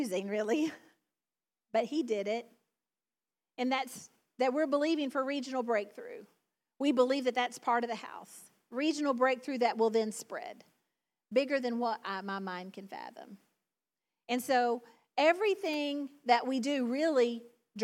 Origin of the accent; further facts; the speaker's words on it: the South, United States; accent: southern; my southern accent